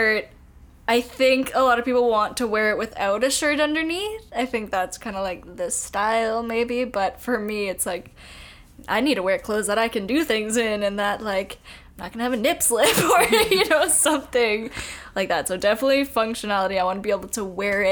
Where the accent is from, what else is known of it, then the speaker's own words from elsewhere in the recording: Winnipeg, Manitoba, Canada; I'm from here, this is my hometown